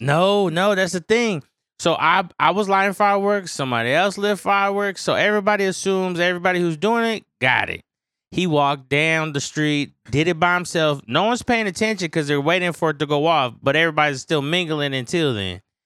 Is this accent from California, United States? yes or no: yes; San Francisco, California, United States; growing up in San Francisco, it's always foggy